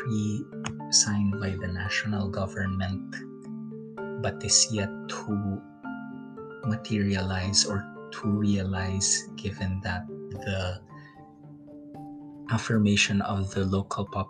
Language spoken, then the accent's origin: English; Mimaropa, Philippines; now in Paris, France; it is in my hometown